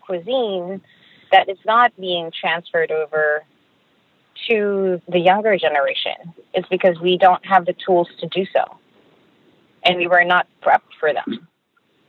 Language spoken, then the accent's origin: English; Philippines; As a Filipino